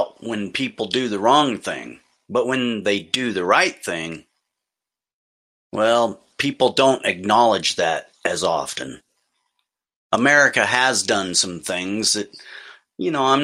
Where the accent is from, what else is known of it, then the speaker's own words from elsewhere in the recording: United States; As an American